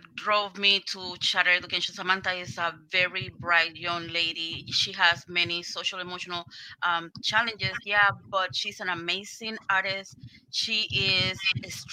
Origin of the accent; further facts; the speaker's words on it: Puerto Rico; now in Rochester, United States; I am from Puerto Rico.